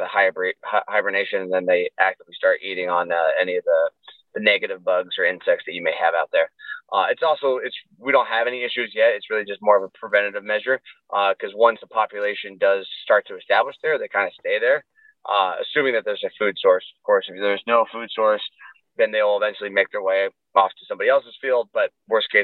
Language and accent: English; Southern Oregon, United States; moved away as an adult; also born or lived in San Diego, California; I'm originally from Southern Oregon. I relocated down to San Diego for about, those 8 years, 7 years